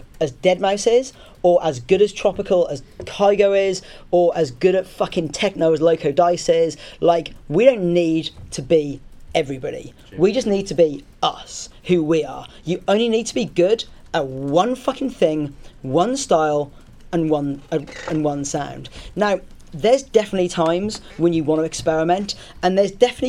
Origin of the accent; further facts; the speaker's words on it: Southampton, South East England, United Kingdom; It's my hometown.